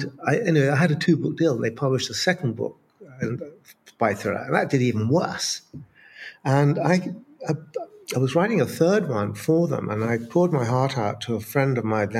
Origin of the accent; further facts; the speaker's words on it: Brighton, South East England, United Kingdom; I was a kid, growing up in Brighton